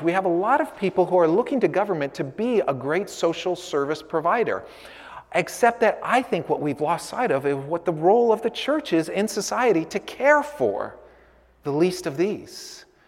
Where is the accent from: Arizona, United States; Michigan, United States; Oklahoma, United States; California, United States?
California, United States; San Francisco; I was born and raised in San Francisco.